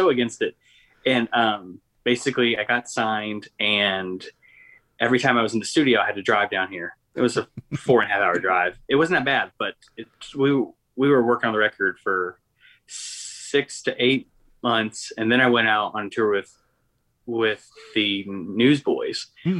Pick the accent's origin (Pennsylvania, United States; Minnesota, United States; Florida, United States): Pennsylvania, United States; Punxsutawney; also born or lived in Kentucky; now in Nashville, United States; And grew up in Punxsutawney, Pennsylvania, home of the Groundhog.